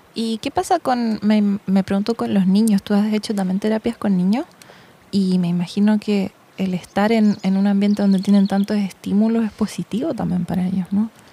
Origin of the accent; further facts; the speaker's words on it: Santiago, Santiago Metropolitan Region, Chile; crecí en Santiago